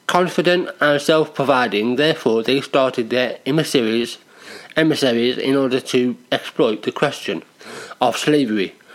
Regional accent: United Kingdom; Because we're British.

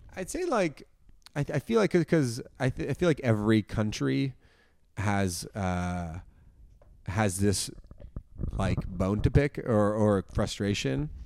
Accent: Toronto, Ontario, Canada; moved away as an adult; also born or lived in Hamilton; I'm from Toronto originally, but then I went to McMaster's

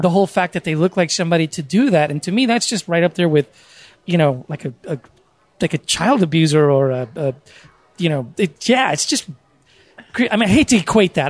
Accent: San Diego, California, United States; I was born and raised in San Diego

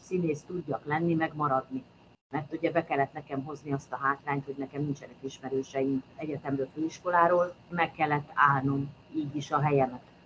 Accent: Kecskemét, Bács-Kiskun, Hungary; moved away as an adult; also born or lived in Eger / Békéscsaba / Miskolc; Kecskeméti vagyok

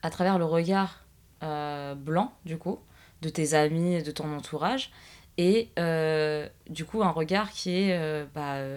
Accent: Guadeloupe, France; mais de toute façon, ça te concerne pas, t'es française. Je suis guadeloupéenne, lol.

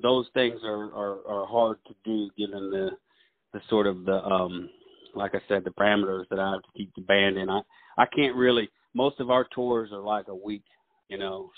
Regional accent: Russellville, Alabama, United States; I grew up in Muscle Shoals. I was uh, I was oh, raised actually, yeah, I, I was raised actually in Franklin County in uh, Russellville and uh, Muscle Shoals area

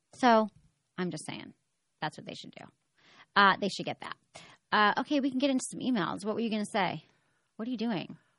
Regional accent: Detroit, Michigan, United States; moved away; I'm from Detroit

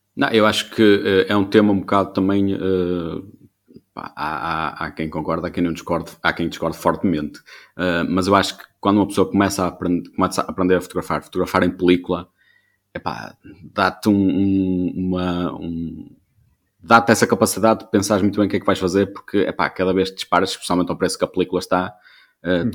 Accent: Vila Nova de Famalicão, Norte, Portugal; sou de Vila Nova Famalicão

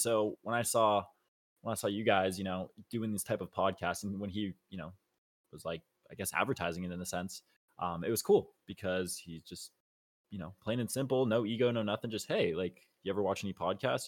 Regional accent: Los Angeles, California, United States; also born or lived in Arizona; born and raised in Los Angeles, California

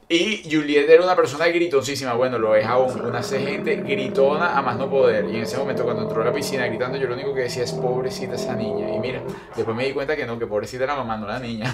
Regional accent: Venezuela; moved away as an adult; Venezuela la extraño muchísimo, muchísimo

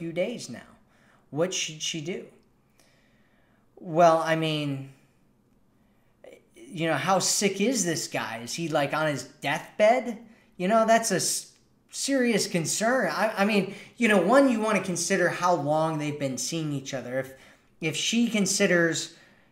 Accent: United States; accent: American; my American accent

